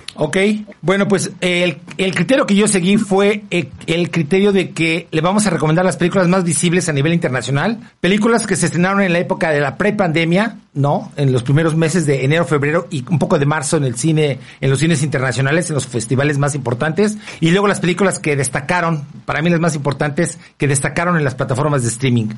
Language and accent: Spanish; Mexico; como somos mexicanos y vivimos en este país